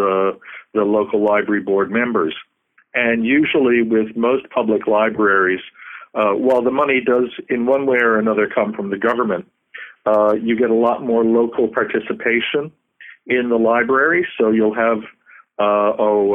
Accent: Newfoundland and Labrador, Canada; now in Baker Lake, Canada; I'm originally from Newfoundland, but I live in Baker Lake, Nunavut now

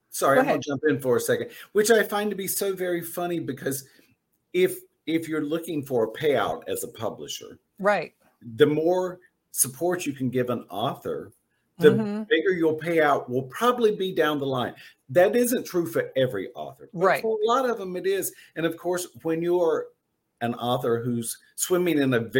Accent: Southern United States, United States; accent: Southern; now in Miami, United States; I I lost part of my accent, but mm-hmm. then I moved to Miami where I learned to use it as charming.

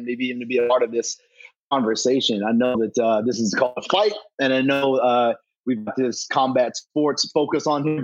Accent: Kentucky, United States; moved away as an adult; also born or lived in Chicago / Memphis; now in Los Angeles, United States; Born and raised in Kentucky

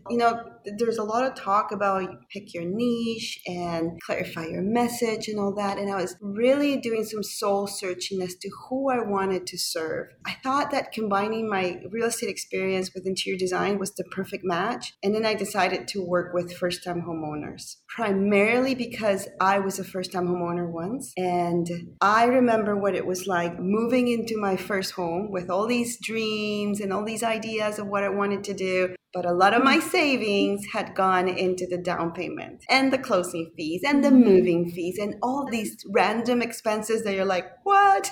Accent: Panama; moved away; also born or lived in Toronto; I'm from Panama originally.

